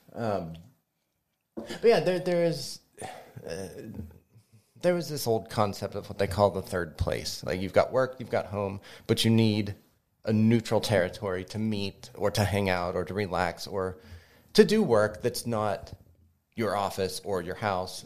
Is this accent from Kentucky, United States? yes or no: yes; Kentucky, United States; now in Greensburg, United States; I'm not from here. I'm originally from Kentucky.